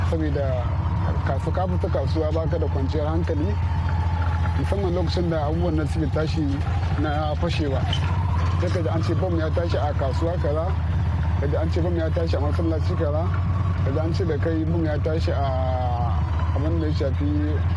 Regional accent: Kano State, Nigeria; moved away as an adult; now in Ghana; na fito daga jihar Kano.

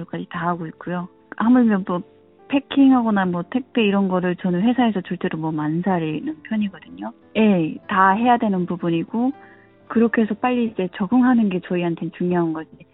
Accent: North Korea; also born or lived in South Korea / Philippines; now in United States; 나는 북한에서 왔는데

